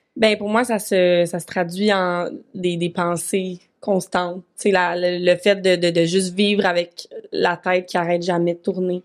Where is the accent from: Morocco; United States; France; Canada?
Canada; Vaudreuil-Dorion, Quebec; also born or lived in Montreal; now in Sherbrooke, Canada; je suis retournée dans ma vie natale à Vaudreuil pendant comme six mois